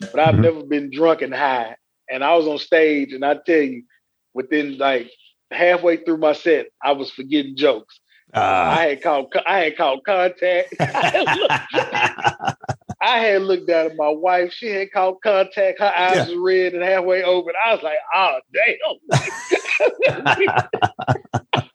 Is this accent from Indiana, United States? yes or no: no; West Tennessee, United States; now in Nashville, United States; I'm from West Tennessee, Maryland, Tennessee, like right outside